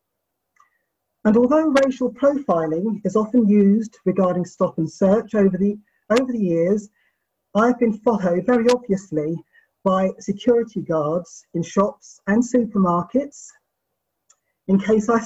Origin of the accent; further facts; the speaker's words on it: Luton, East of England, United Kingdom; I was born in 1965 in Luton, Bedfordshire, England